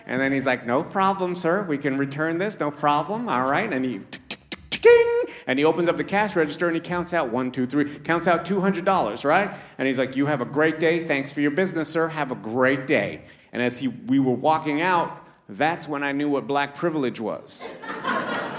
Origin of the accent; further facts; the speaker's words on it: Toronto, Ontario, Canada; also born or lived in Trinidad; I was born in Trinidad, but I grew up in Toronto